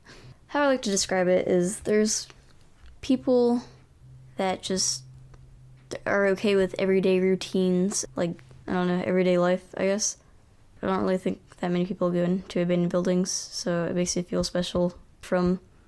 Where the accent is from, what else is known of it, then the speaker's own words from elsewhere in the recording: Lynchburg, Virginia, United States; Lynchburg, Virginia.